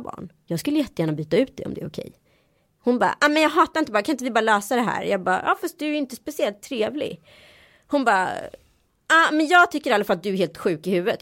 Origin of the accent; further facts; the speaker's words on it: Sweden; jag är svensk